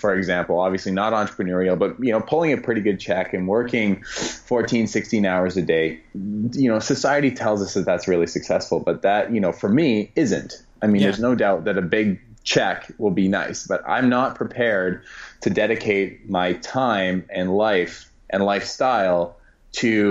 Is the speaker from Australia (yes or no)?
no; Canada; I'm Canadian